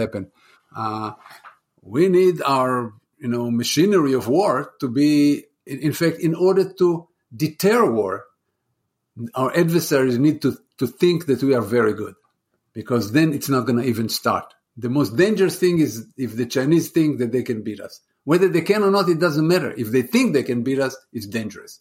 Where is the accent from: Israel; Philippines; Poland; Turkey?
Israel; moved away as an adult; now in United States; I'm from Israel. I'm originally from Israel.